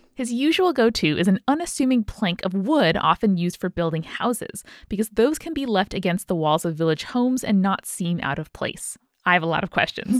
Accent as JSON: {"language": "English", "country": "United States", "said": "as an American watching the show"}